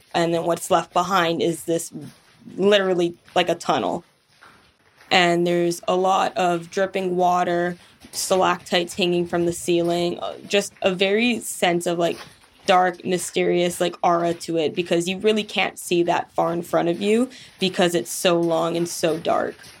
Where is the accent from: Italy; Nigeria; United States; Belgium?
United States; Kailua, Hawaii; moved away as an adult; I am Native Hawaiian from Kailua on the island of Oahu in Hawaii